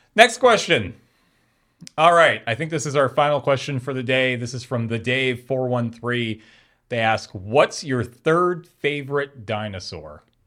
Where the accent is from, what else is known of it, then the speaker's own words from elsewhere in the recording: Canada; we're Canadian